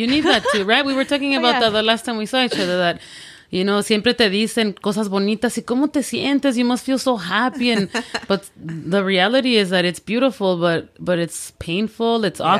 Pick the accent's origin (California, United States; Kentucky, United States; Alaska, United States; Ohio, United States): California, United States; Los Angeles; also born or lived in Morelos, Mexico; I was born in Los Angeles. Mm-hmm. My parents are from Mexico. They met here in Los Angeles on Olvera Street.